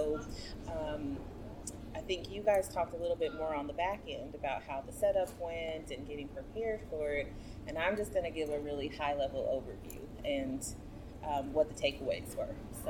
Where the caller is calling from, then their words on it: Houston, Texas, United States; I'm coming from Houston, Texas in the U.S.